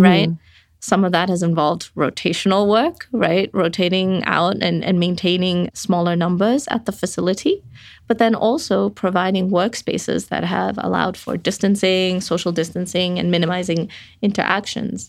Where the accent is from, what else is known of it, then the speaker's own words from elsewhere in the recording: Botswana; moved away; I grew up in Botswana where we were in the nineties dealing with an H I V epidemic